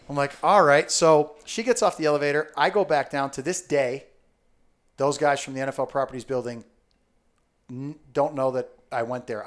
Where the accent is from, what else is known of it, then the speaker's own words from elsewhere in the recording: Southern Connecticut, United States; I grew up in Southern Connecticut